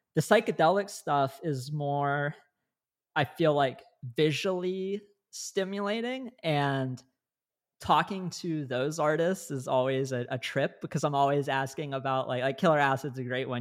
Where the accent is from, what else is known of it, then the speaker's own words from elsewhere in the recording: Northeast Ohio, United States; I grew up in Northeast Ohio